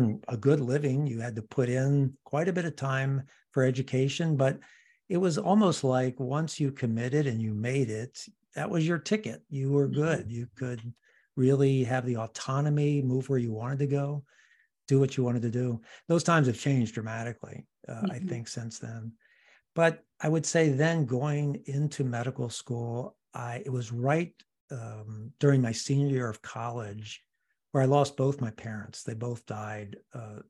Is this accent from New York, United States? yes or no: no; Washington, District of Columbia, United States; moved away as an adult; now in Seattle, United States; I'm originally from the East Coast, from Washington, D.C.